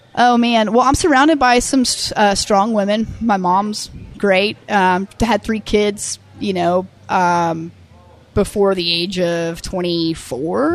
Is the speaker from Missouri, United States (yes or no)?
no; Tulsa, Oklahoma, United States; I grew up living in Tulsa